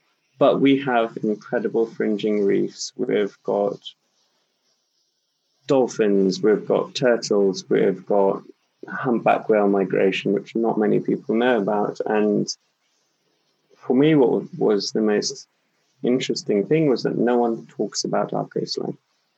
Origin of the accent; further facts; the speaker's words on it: Nairobi, Kenya; also born or lived in Watamu, Kenya (coast); growing up in Kenya, you know, I was incredibly privileged to spend a lot of my time on the coast. We had a little beach house in this wild part of the southern coast of Kenya called Wa. And, you know, in between, I spent most of my schooling in Nairobi